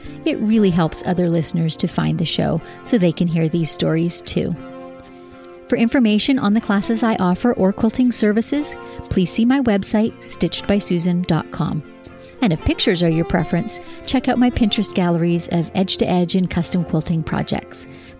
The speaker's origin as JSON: {"language": "English", "country": "Canada", "said": "Well, I'm a Canadian too"}